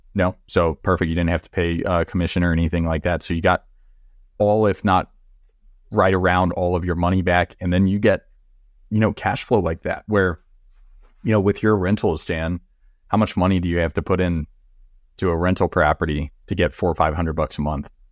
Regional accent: Texas, United States; also born or lived in Florida Keys; I'm from Texas

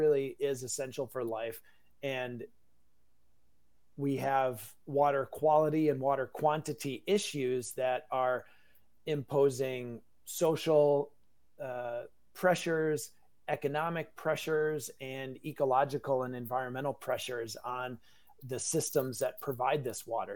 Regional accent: Wisconsin, United States; I'm a native Wisconsinite

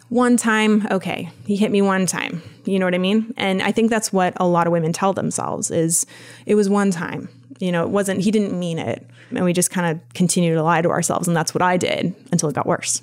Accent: Vermont, United States; I grew up in the boonies of Vermont, way up north, uh, about two hours south of the Canadian border

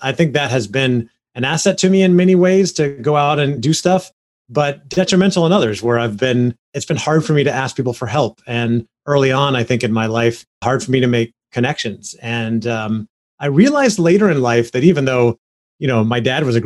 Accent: Orlando, Florida, United States; I grew up in Orlando, Florida, born and raised.

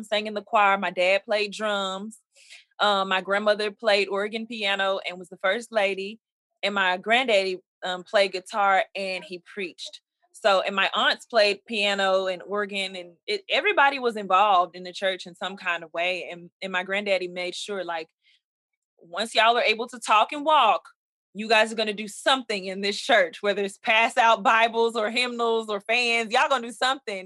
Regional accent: Dallas, Texas, United States; from Dallas, Texas

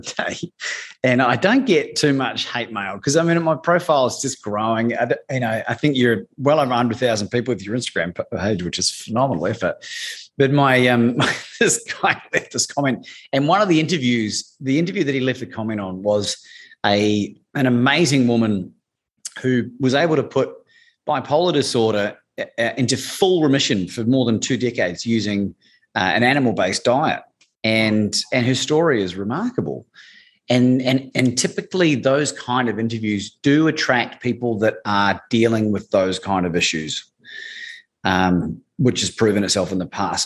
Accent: New Zealand; growing up in New Zealand

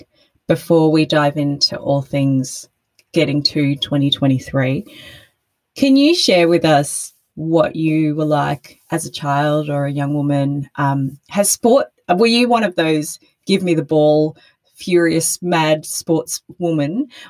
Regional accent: Brisbane, Queensland, Australia; I grew up in Brisbane

